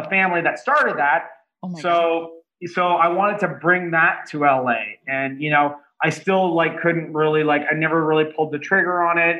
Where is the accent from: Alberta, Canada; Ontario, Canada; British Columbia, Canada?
Ontario, Canada; Toronto; now in Los Angeles, United States; I'm from Toronto originally